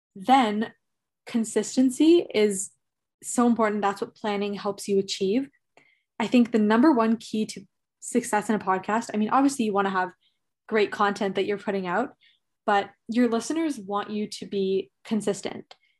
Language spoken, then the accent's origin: English; Toronto, Ontario, Canada; I'm from Toronto, Canada